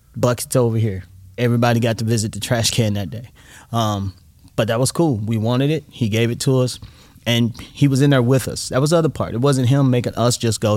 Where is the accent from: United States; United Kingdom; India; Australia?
United States; being an American